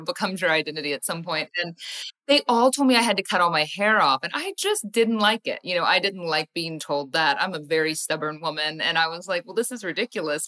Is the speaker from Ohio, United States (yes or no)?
yes; Ohio, United States; I grew up in Ohio, went to school in Ohio